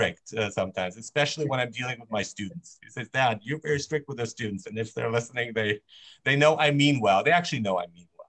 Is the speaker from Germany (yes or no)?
yes; Germany; now in Vancouver, Canada; I grew up in Germany.